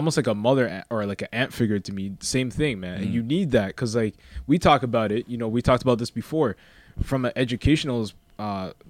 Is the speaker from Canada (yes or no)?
yes; Canada; where I grew up in Vern